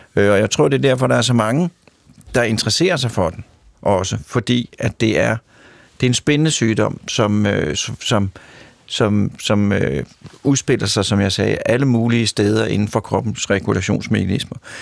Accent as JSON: {"language": "Danish", "country": "Denmark", "tie": "born or raised there", "said": "Jeg kommer fra Danmark. Jeg er opdraget til at forholde mig til vand, kviksand, hestehuller"}